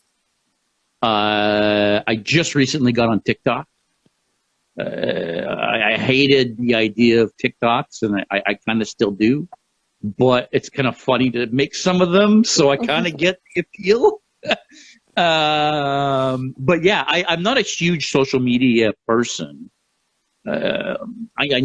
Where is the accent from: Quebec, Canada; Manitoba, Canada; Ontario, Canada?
Quebec, Canada; moved away; I'm originally from Quebec. My whole family is in Quebec